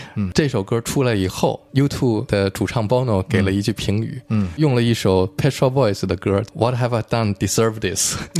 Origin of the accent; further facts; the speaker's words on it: Shijiazhuang, Hebei, China; 回到了我的家乡石家庄